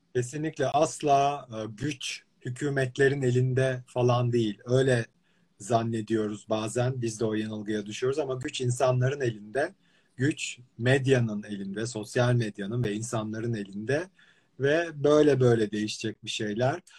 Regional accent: İzmir, Turkey; sen de İzmirlisin. Hatta evlerimizin arasında böyle Bentuna Pastanesi'nin üstünde sen gökdelende evlerimizin arasında böyle bir 500 metreli aralıkla aynı dönemde büyümüşüz

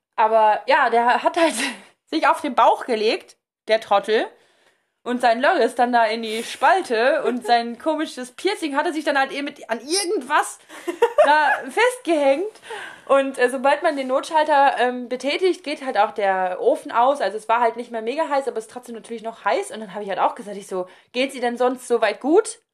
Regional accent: Germany; ich bin halt Deutscher

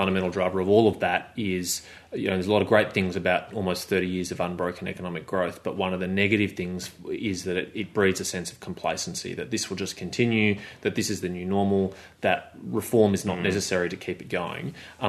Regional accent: Victoria, Australia; particularly in my home state of Victoria

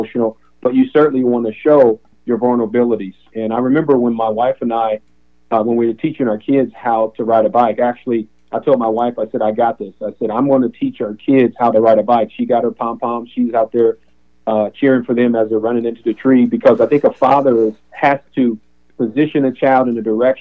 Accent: Appalachia, United States; also born or lived in Kentucky / Ohio; growing up in poverty, but also when growing up around Appalachia

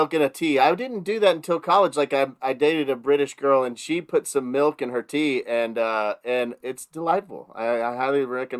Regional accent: northern Texas, United States; in the northern part of Texas where I grew up

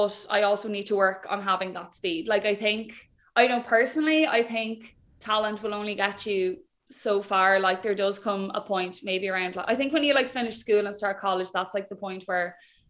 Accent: Wexford, Leinster, Ireland; moved away as an adult; also born or lived in Dublin; I'm from Wexford

